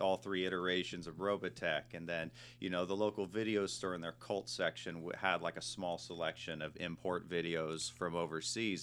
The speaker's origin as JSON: {"language": "English", "area": "Marin County", "region": "California", "country": "United States", "tie": "born or raised there", "moved": "yes", "said": "I was born and raised in Marin County, uh, which is just north of the Golden Gate"}